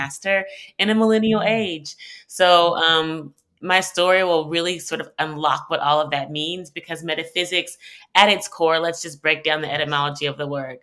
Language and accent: English; Houston, Texas, United States; also born or lived in New York; I'm originally from Houston. I grew up in Third Ward